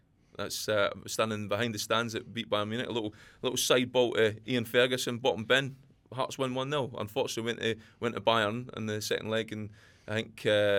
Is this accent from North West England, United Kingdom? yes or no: no; Scotland, United Kingdom; I've actually jumped the fence completely into Scotland because I've got a passion to deal with my home country at the end of the day.